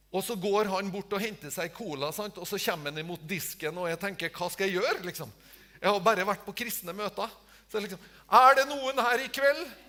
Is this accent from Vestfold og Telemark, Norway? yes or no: no; Tingvoll, Møre og Romsdal, Norway; hjemme på Tingvoll, der jeg, jeg, eh, jeg, bor